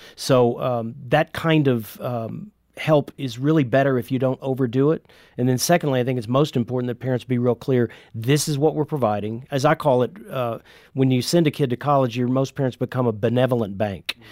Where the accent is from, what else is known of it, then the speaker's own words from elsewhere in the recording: Indiana, United States; I'm from Indiana